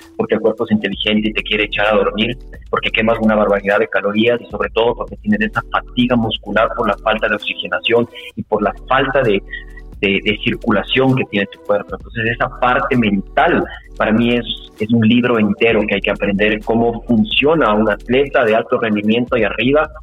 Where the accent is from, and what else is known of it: Ecuador